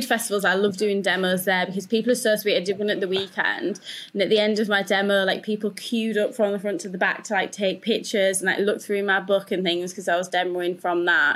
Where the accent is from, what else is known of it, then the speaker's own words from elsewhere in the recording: Yorkshire and the Humber, United Kingdom; I'm from Yorkshire